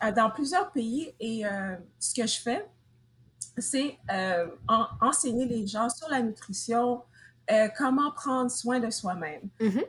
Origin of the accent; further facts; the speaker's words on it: Montreal, Quebec, Canada; moved away as an adult; now in United States; je viens de Montréal, mais présentement, je suis aux États-Unis